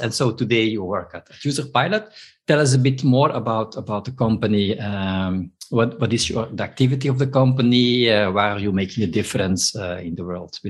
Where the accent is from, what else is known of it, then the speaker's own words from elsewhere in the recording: Belgium; But I am from Belgium, actually.